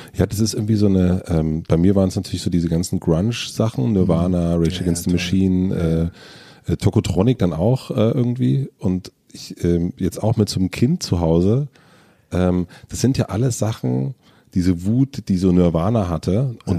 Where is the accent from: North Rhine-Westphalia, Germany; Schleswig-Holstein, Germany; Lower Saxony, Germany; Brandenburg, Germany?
Brandenburg, Germany; southern; ich bin auf dem Dorf groß geworden in, in, in Südbrandenburg